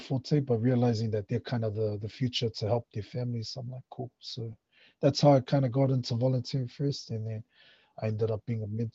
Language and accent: English; Auckland, New Zealand; moved away as an adult; also born or lived in Flat Bush; now in Waikato, New Zealand; born and bred in Manurewa, South Auckland